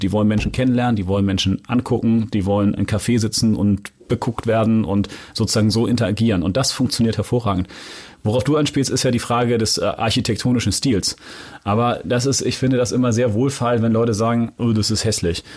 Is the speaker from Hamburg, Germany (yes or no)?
yes; Hamburg, Germany; ich bin in, ja, in Jenfeld aufgewachsen